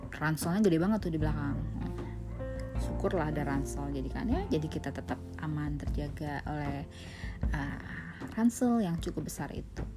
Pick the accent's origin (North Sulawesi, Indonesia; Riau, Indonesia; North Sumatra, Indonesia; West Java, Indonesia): West Java, Indonesia; Bogor; Saya dari Bogor